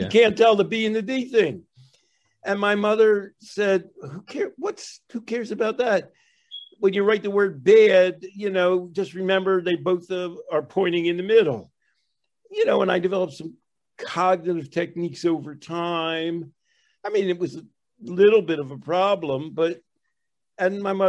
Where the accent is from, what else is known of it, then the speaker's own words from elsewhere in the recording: Philadelphia, Pennsylvania, United States; I grew up in Philadelphia